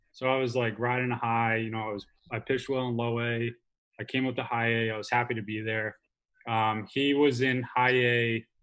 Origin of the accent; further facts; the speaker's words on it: United States; moved away; I'm from New Jersey, New York area originally, so all my family's still there